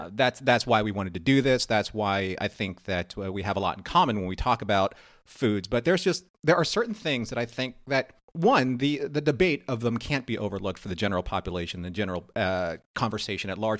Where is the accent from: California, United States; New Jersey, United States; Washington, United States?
California, United States; moved away; I was from California